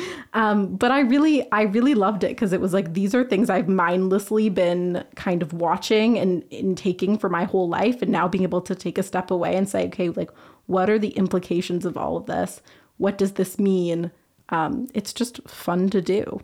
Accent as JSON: {"language": "English", "town": "Vancouver", "region": "British Columbia", "country": "Canada", "moved": "as an adult", "lives_now": "Montreal, Canada", "said": "I'm from Vancouver, British Columbia."}